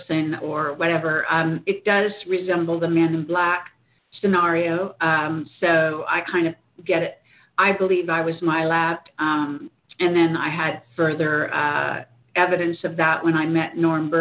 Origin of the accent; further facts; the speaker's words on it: Northern California, United States; also born or lived in Palo Alto, California; I grew up in Northern California